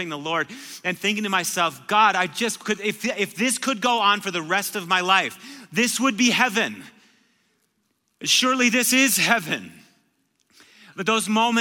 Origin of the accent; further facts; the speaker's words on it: Marshfield, Wisconsin, United States; I'm from Marshfield, Wisconsin. It's a little town of 18,000 people. So like the wildest thing that you could do in Marshfield was stay at Perkins until 2 a.m